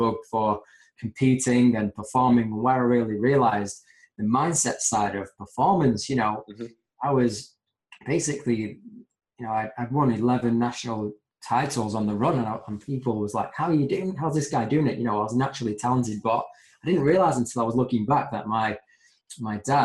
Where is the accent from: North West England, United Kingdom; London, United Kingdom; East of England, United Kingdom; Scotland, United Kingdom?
North West England, United Kingdom; Manchester; born and bred in Manchester